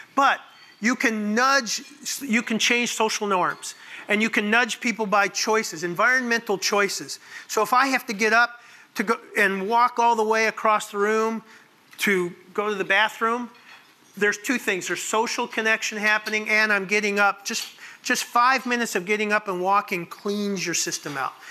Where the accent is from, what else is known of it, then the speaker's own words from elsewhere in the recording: Arlington Heights, Illinois, United States; moved away; this is my hometown. I grew up in Arlington Heights.